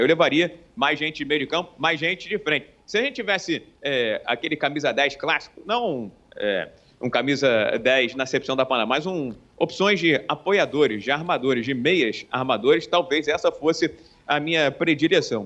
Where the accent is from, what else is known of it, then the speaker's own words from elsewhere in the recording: Brazil; eu, como brasileiro